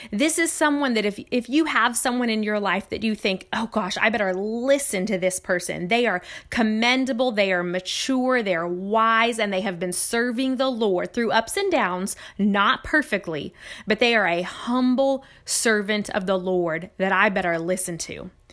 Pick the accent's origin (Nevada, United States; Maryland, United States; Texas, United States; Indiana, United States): Nevada, United States; now in Lafayette, United States; my home state of Nevada